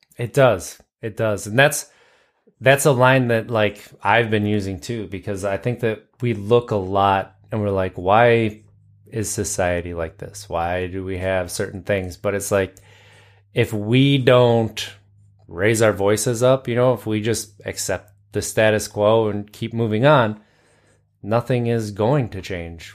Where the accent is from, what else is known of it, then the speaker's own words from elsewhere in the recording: United States; I'm American.